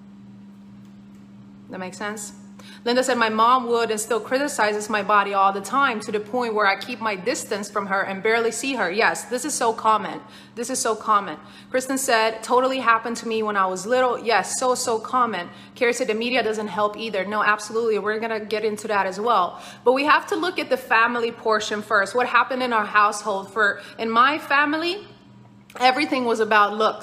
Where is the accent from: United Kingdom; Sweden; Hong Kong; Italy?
Sweden; I grew up in Sweden.